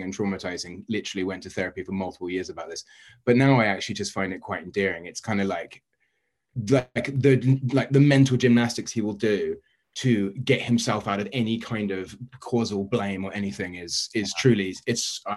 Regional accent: London, United Kingdom; moved away; I grew up in like central West London. Essentially, I grew up in Notting

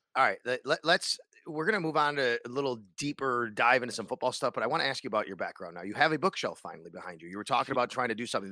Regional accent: Cheektowaga, New York, United States; now in Buffalo, United States; I grew up in Cheektowaga

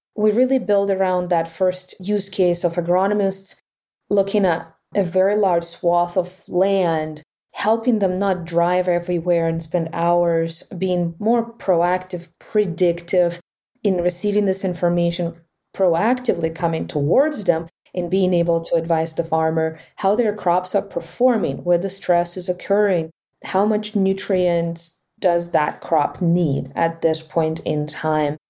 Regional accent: Ukraine; moved away; I was born in Ukraine

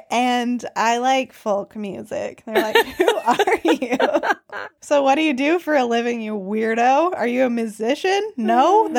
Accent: United States; moved away as an adult; now in Nepal; I'm American, but I'm doing sociolinguistic research in Nepal

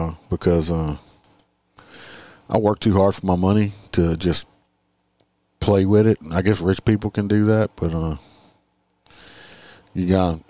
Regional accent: New Orleans, Louisiana, United States; moved away; I'm originally from New Orleans

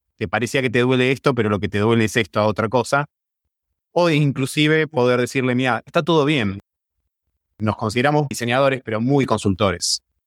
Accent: Argentina; somos embajadores de Argentina y del diseño argentino

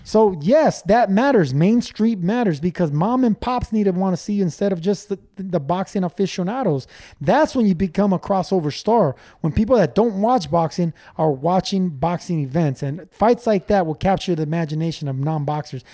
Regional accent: Los Angeles, California, United States; We grow up from nothing. I, I came from East LA.

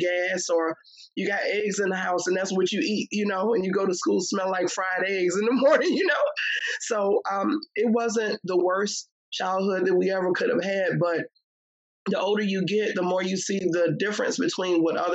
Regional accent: Richmond, Virginia, United States; I grew up in Southside Richmond, Virginia, VA all day

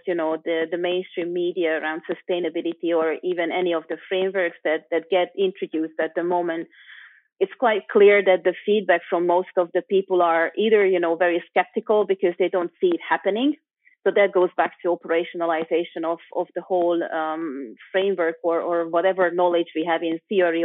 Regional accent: Budapest, Hungary; moved away as an adult; also born or lived in London; now in Switzerland; I'm from Eastern Europe originally, Budapest, Hungary, which is a beautiful place.

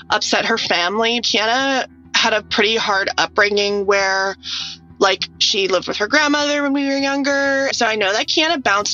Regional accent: Parksville, British Columbia, Canada; I'm 22 years old. I'm originally from Parksville

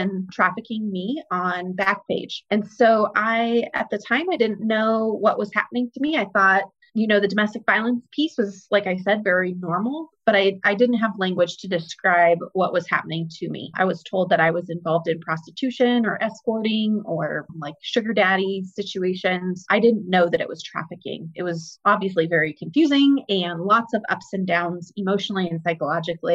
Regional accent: Greeley, Colorado, United States; I was born and raised in Greeley, Colorado

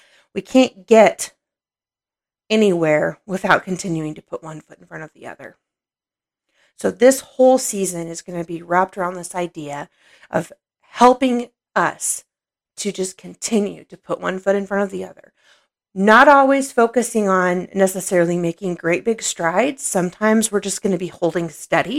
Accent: Oklahoma, United States; also born or lived in Illinois; when I was growing up, we moved from Illinois when I was 6 years old, and we moved down here to Oklahoma.

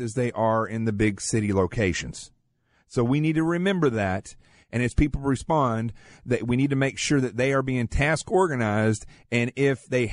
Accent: the Ozarks of Arkansas, United States; also born or lived in Manhattan, New York; now in New York City, United States; I grew up in the Ozarks of Arkansas, in the middle of nowhere, extremely poor. I live in Manhattan now

